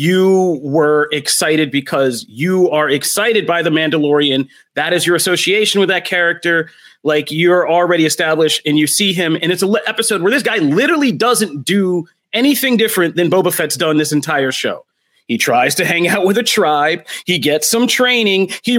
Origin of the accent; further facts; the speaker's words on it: Philadelphia, Pennsylvania, United States; I'm from Philadelphia. You will always have to bring me in cold.